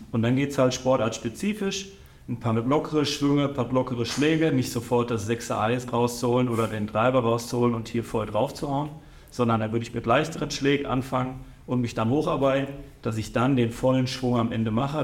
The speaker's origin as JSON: {"language": "German", "town": "Datteln", "region": "North Rhine-Westphalia", "country": "Germany", "tie": "born or raised there", "said": "als gebürtiger Dattelner"}